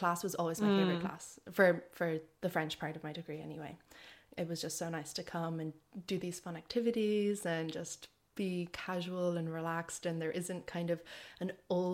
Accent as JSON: {"language": "English", "area": "West Cork, County Cork", "region": "Munster", "country": "Ireland", "tie": "born or raised there", "also_born_or_lived": "Connemara, County Galway, Ireland / Galway, Ireland", "moved": "as an adult", "lives_now": "Brittany, France", "said": "after I did high school in West Cork"}